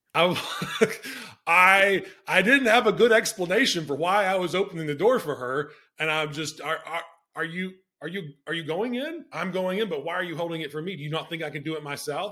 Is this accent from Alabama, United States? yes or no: yes; Alabama, United States; moved away as an adult; also born or lived in Rhode Island; boy from Alabama going to Brown